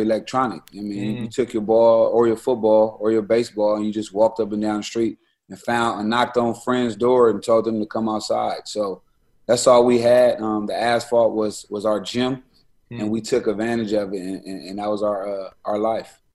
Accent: Los Angeles, California, United States; also born or lived in Syracuse; I'm from West Coast

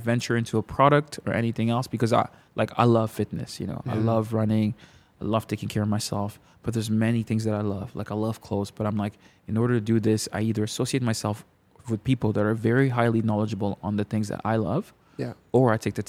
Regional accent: Canada; from my perspective of like a Congolese kids growing up in Canada

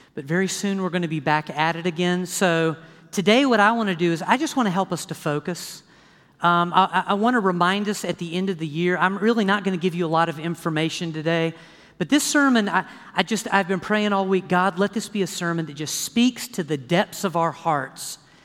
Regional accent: the South, United States; I grew up in the South

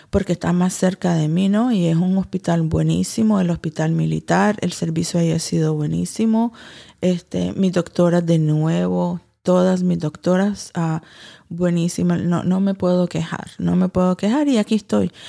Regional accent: Nicaragua; Porque como todo nicaragüense tenemos que ser eh, fuertes y seguir trabajando

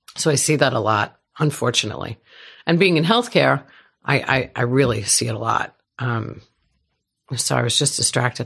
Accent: New York, United States; moved away; I'm from New York.

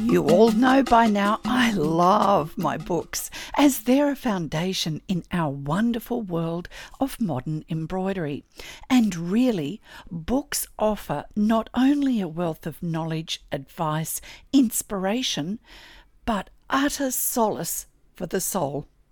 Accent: Australia

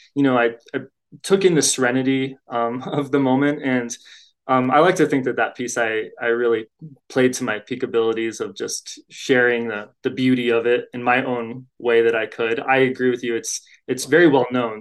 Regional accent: Boulder, Colorado, United States; now in Denver, United States; I'm from Boulder

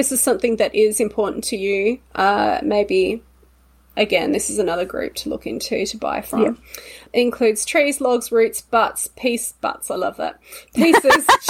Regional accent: Australia

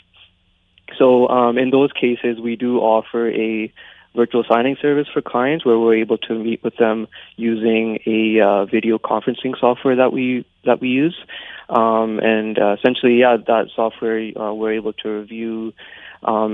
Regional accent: Abbotsford, British Columbia, Canada; also born or lived in Alberta; I was born and raised in Abbotsford, and I still live here

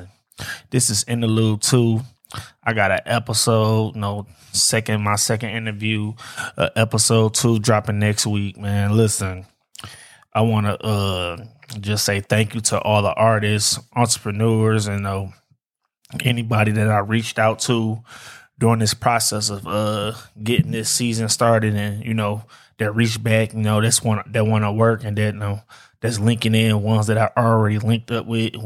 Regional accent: Detroit, Michigan, United States; I'm from Detroit, man, born and raised.

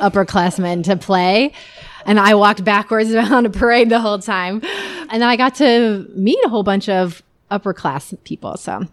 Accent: Iowa, United States; I grew up in Iowa.

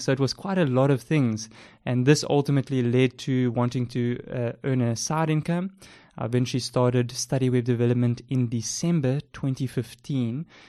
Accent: Port Elizabeth, Eastern Cape, South Africa; accent: South African; As you can tell by my South African accent, I live in South Africa, uh, with my wife. I've been here, um, ever since I was born. We stay in the amazing city of Port Elizabeth

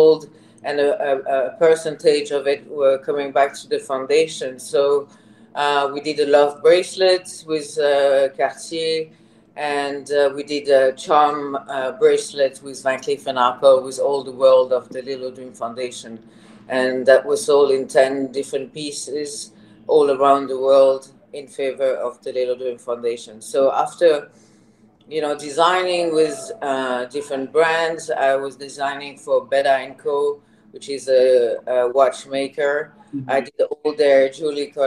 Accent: Switzerland; English is a second language; moved away; So I was born in Switzerland. I'm half Swiss, half Thai. Mother is Thai. I live all my childhood in Switzerland, and I did all my studies there

